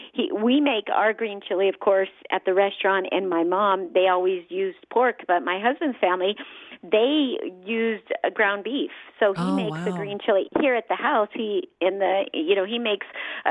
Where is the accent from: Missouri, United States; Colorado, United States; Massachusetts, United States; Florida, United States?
Colorado, United States; Brighton; I was born and raised in Brighton